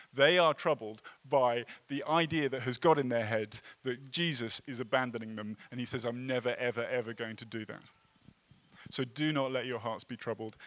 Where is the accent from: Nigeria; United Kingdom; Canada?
United Kingdom; England; moved away as an adult; now in United States; as an English person